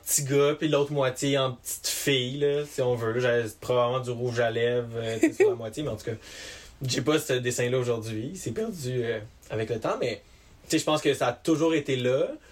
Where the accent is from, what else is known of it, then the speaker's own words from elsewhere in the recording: Montreal, Quebec, Canada; moved away as an adult; now in Le Bic, Canada; moi, j'ai grandi à Montréal